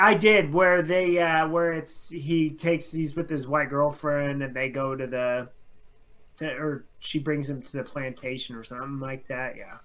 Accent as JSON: {"language": "English", "town": "Carson City", "region": "Nevada", "country": "United States", "tie": "born or raised there", "also_born_or_lived": "Denver", "moved": "yes", "said": "growing up in Carson City and then moving to like Denver"}